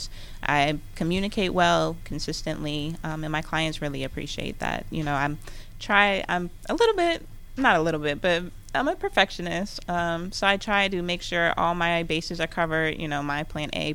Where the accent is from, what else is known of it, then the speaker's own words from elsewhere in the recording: Gwinnett County, Georgia, United States; I'm from Gwinnett, so I'm a Gwinnetian through and through